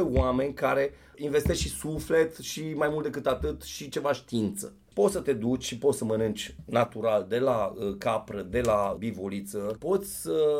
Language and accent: Romanian; Avrig, Sibiu County, Romania; Eu am copilărit pe Valea Vrigului unde bunicul avea o, o baracă pe care o desfăcea, era sezonieră